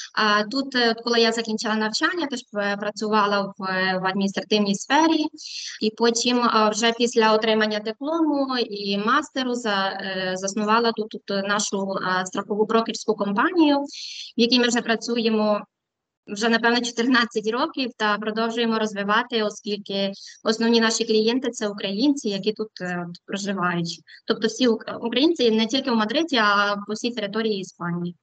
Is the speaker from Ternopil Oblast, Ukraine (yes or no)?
yes; western Ukraine, a small town in Ternopil Oblast, Ukraine; moved away as an adult; now in Madrid, Spain; Я із західної України, е, з невеличкого містечка, яке знаходиться у Тернопільській області. Там я народилася, вчилася і жила до 18 років.